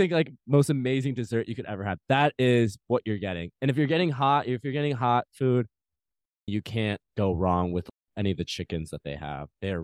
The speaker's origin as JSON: {"language": "English", "region": "Midwest", "country": "United States", "moved": "yes", "said": "We're all from the Midwest."}